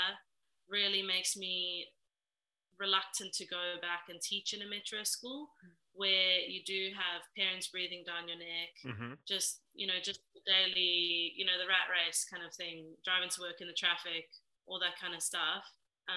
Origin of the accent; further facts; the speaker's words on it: Philippines; now in Australia; I'm originally from the Philippines.